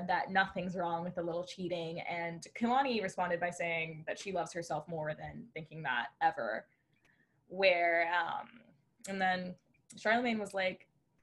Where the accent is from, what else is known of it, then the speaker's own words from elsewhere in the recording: Orlando, Florida, United States; now in Fort Lauderdale, United States; I was born in Orlando, Florida